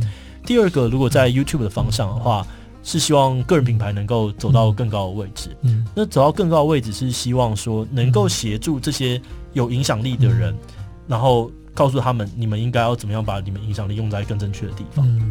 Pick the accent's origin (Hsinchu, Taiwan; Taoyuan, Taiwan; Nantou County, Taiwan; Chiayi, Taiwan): Hsinchu, Taiwan; 对，我是新竹人，我非常的紧张